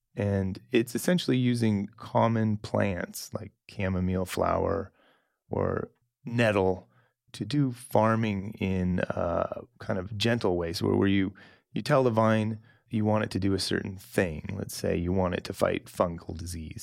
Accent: Salem, Oregon, United States; moved away as an adult; also born or lived in Napa / Chile / New Zealand / Burgundy; I grew up in Salem

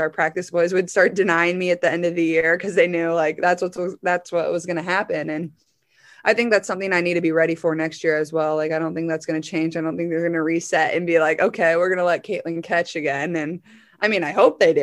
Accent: Iowa, United States; I'm from Iowa

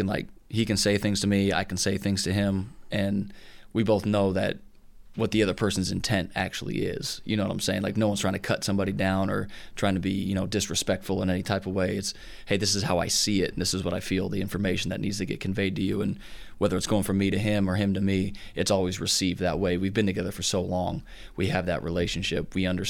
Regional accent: Southern California, United States; moved away as an adult; also born or lived in Oklahoma; now in Tennessee, United States; Growing up in Southern California, it was when I went to Oklahoma, it was interesting to hear people say, like, yeah, I've been to the beach a couple times, because that's just like what we did.

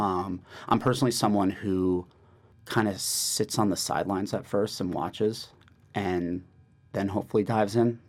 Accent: New York, United States; I'm from New York, born and raised.

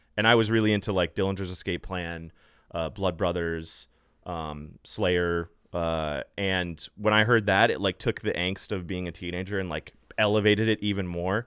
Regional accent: Los Angeles, California, United States; I grew up in L A, born and raised

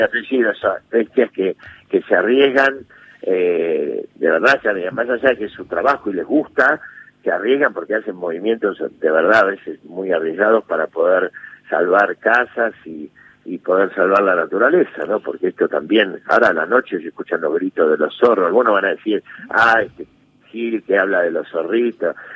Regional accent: Buenos Aires, Argentina; moved away as an adult; also born or lived in Villa Urquiza; mi casa donde yo nací de Caballito

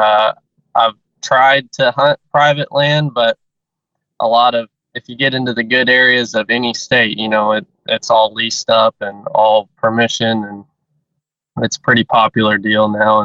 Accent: Southwest Missouri, United States; I'm from Southwest Missouri. Was born and raised there, and I've lived in Missouri my whole life

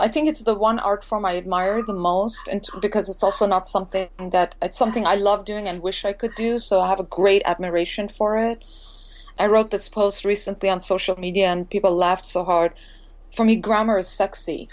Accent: India; also born or lived in Montreal, Canada; now in Los Angeles, United States; growing up in India

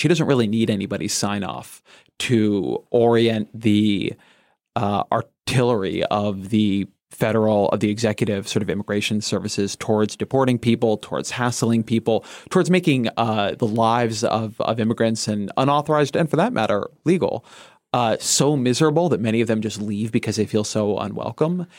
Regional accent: Southern California, United States; moved away; I grew up in Southern California

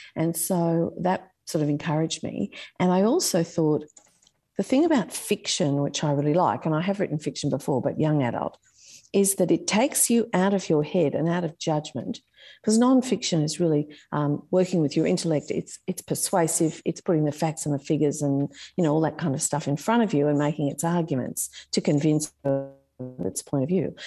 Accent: Sydney, New South Wales, Australia; I grew up in Warringah.

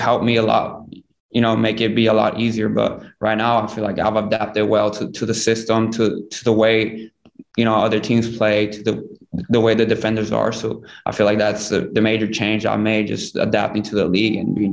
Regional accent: United States; I am American, but I'm also Mexican because at home I speak Spanish

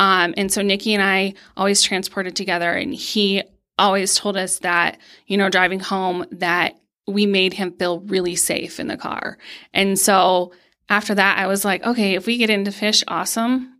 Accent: Pennsylvania, United States; moved away as an adult; now in Colorado, United States; I am originally from Pennsylvania, um, and grew up spin fishing. Um, and then when I moved to Colorado

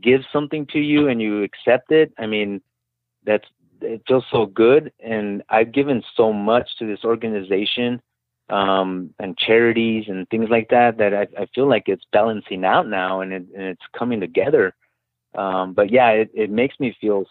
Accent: El Paso, Texas, United States; I'm from El Paso, Texas originally

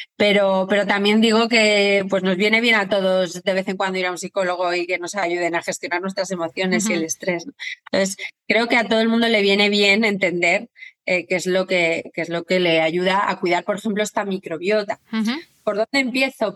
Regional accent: Torrelodones, Community of Madrid, Spain; moved away as an adult; now in Madrid, Spain; yo soy de Torrelodones, aunque vivo en Madrid

